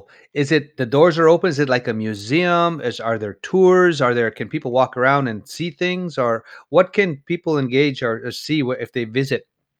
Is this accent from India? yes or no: no; Canada; I'm from Treaty 4.